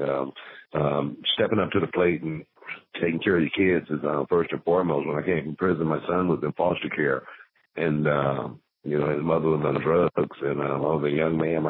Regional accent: Houston, Texas, United States; growing up in South Park

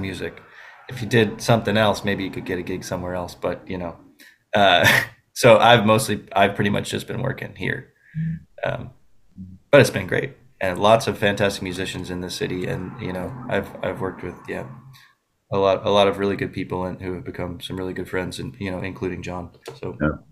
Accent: Buffalo, New York, United States; I'm from Buffalo, New York.

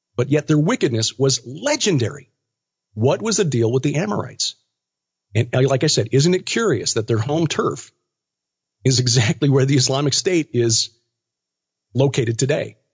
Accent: Chicago, Illinois, United States; I am Chicagoan because I was born there.

